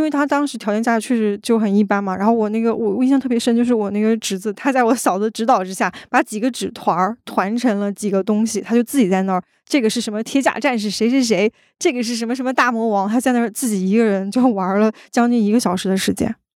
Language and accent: Chinese; Daqing, Heilongjiang, China; 因为我是家在大庆的，就是我们那个地方，还保留了大部分的地方都是比较原始和野生的状态，就是从小都是生活在所谓的那个草丛和树林里的那种感觉